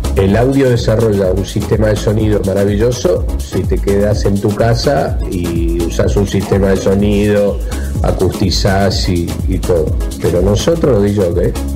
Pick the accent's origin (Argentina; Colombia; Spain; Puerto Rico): Argentina; somos los argentinos